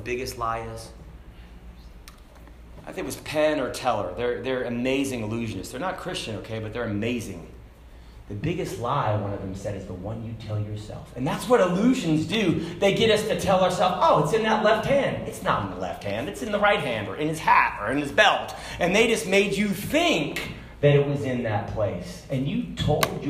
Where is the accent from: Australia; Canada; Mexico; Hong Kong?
Hong Kong; moved away; I grew up in Hong Kong